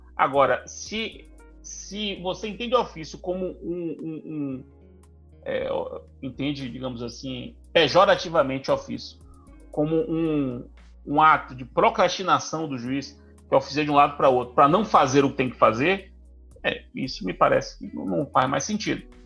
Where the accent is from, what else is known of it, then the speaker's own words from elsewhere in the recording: Brazil; nós brasileiros